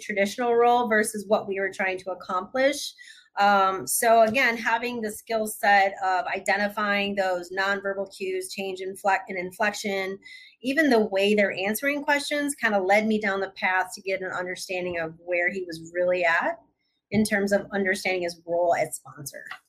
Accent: Michigan, United States; I'm originally from Michigan

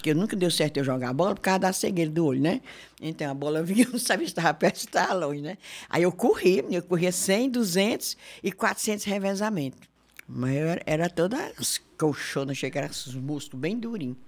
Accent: Fortaleza, Ceará, Brazil; born or raised there; also born or lived in Crato, Ceará / Belo Horizonte, Minas Gerais

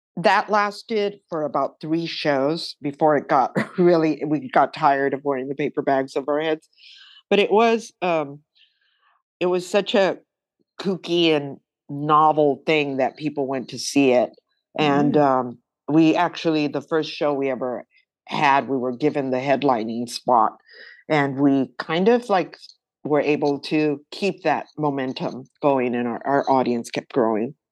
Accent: Los Angeles, California, United States; growing up in East

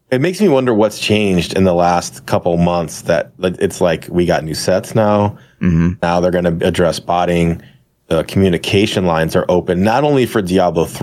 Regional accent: Boston, Massachusetts, United States; accent: Boston; that's my Eastern that's accent, my Boston accent.

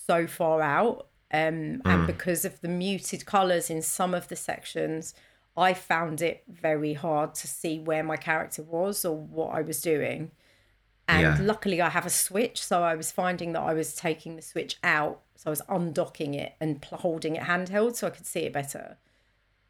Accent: London, United Kingdom; I am from South East London

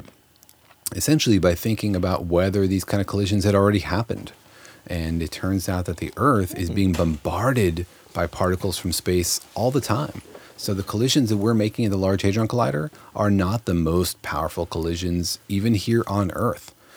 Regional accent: Los Alamos, New Mexico, United States; moved away; I grew up in Los Alamos, New Mexico, home of the atomic bomb

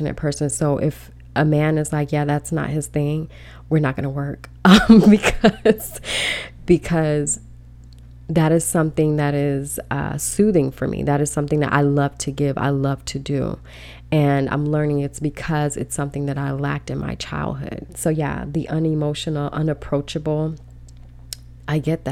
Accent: Belize; we're not African-American, but, you know, we're from Belize, we're from the Caribbean, but still, we're Black people

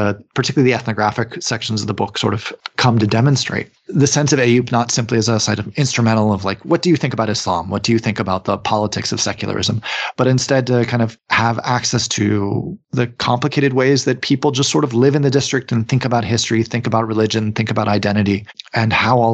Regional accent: United States; I'm from the United States

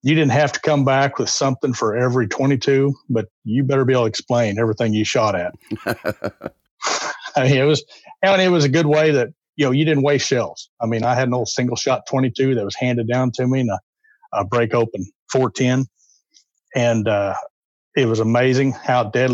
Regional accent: north central Oklahoma, United States; moved away; I was born in Oklahoma, north central Oklahoma. Lived there for the early part of my life.

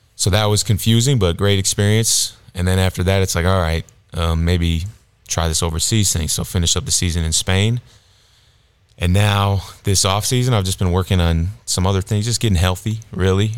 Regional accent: Illinois, United States; moved away; also born or lived in South Dakota / Texas; I grew up in Illinois

